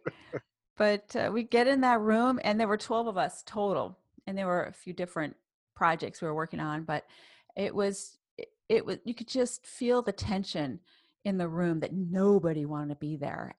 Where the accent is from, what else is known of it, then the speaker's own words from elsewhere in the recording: Boston, Massachusetts, United States; also born or lived in New York / Cambridge, Massachusetts / Saarbrücken, Germany; I spent my life, my childhood in Boston and Cambridge